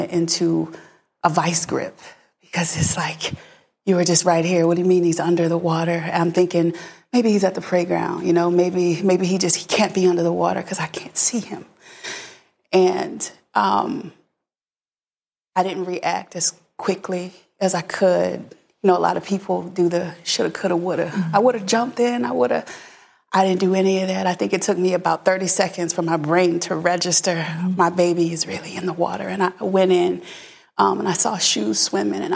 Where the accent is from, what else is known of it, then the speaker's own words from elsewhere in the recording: Philadelphia, Pennsylvania, United States; I'm originally from Philadelphia